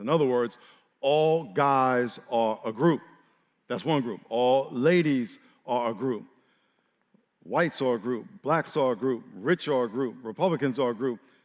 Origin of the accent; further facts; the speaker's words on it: New York, United States; I grew up in New York